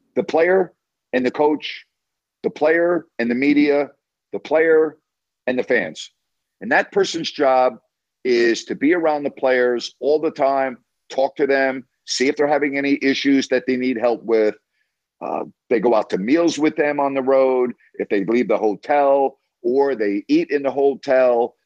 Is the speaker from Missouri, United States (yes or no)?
no; Long Island, New York, United States; I actually grew up in a community on Long Island that had a very high Jewish population